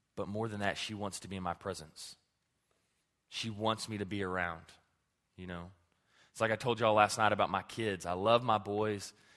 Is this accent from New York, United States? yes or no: no; Clarendon, Texas, United States; my hometown of Clarendon